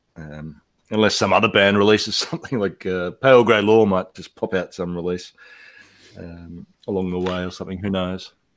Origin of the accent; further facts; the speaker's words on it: Australia; also born or lived in Italy; now in Indonesia; I was in Australia in my home in my hometown